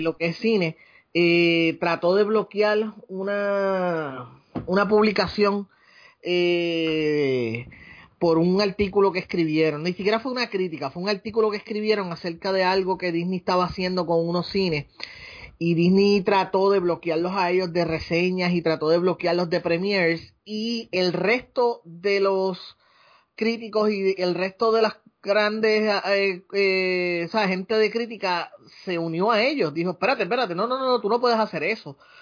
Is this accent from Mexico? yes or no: no; Ponce, Puerto Rico; moved away as an adult; also born or lived in United States / Aguadilla, Puerto Rico; now in San Juan, Puerto Rico; yo nací, y me crié en Ponce.